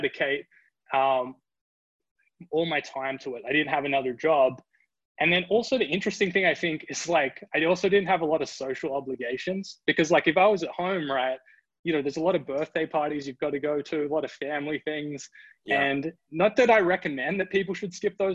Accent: Australia; moved away as an adult; also born or lived in Sydney, Australia / Dusseldorf, Germany; I'm from Australia

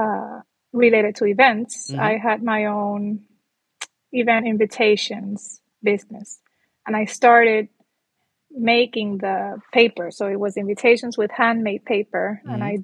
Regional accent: San Juan, Puerto Rico; moved away as an adult; Born and raised in San Juan, Puerto Rico. 38 years, I lived in Puerto Rico.

